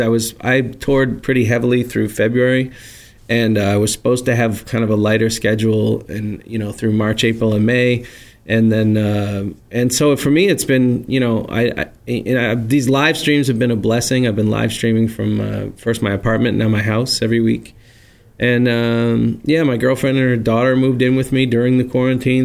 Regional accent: Peabody, Massachusetts, United States; now in Burlington, United States; I'm originally from Peabody, Mass

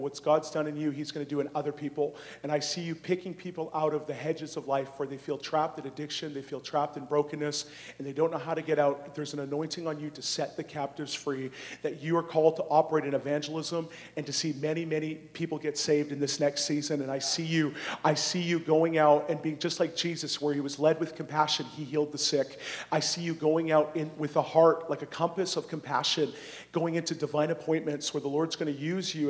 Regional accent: Abbotsford, British Columbia, Canada; I grew up in this area. I, I you know, I, I was born in Abbotsford

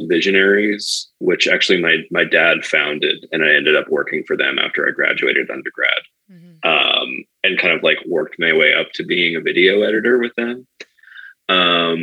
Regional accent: Cape Cod, Massachusetts, United States; moved away as an adult; also born or lived in Northampton, Massachusetts; now in Chicago, United States; I grew up on Cape Cod.

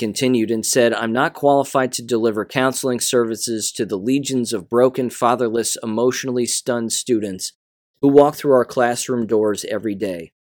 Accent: Kansas, United States; I am no longer qualified to be a teacher in my home state of Kansas.

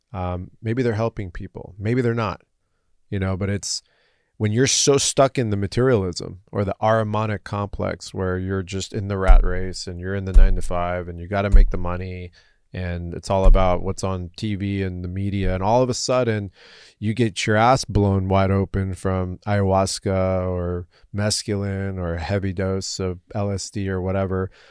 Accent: Southern California, United States; an American born in Southern California

